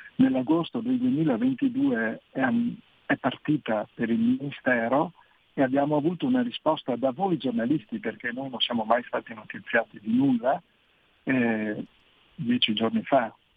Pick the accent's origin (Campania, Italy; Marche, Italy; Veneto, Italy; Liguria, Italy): Veneto, Italy; io sono veneto, di noi veneti